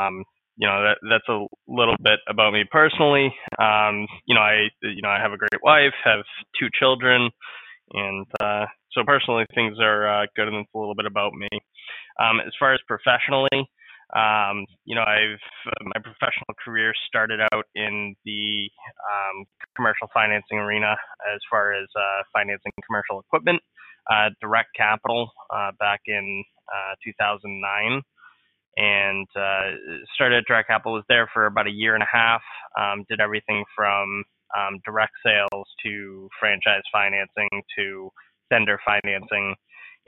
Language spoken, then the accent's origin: English; New England, United States; I was born and raised in New England.